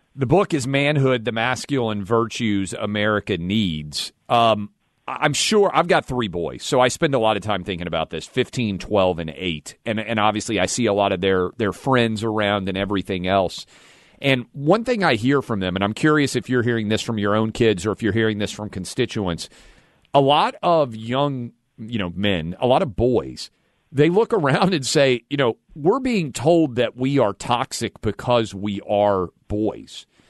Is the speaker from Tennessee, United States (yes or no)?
yes; Nashville, Tennessee, United States; Nashville, my hometown